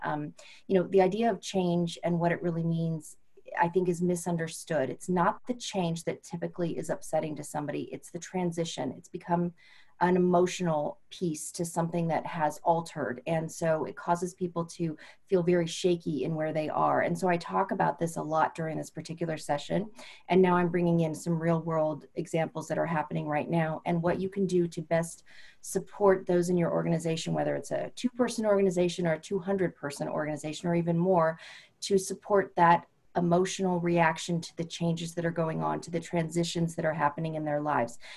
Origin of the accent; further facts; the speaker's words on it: California, United States; moved away as an adult; I'm originally from California